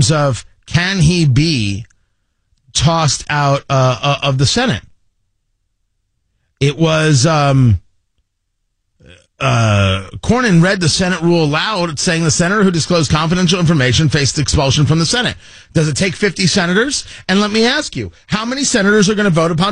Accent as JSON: {"language": "English", "region": "New Jersey", "country": "United States", "tie": "born or raised there", "said": "I grew up in New Jersey"}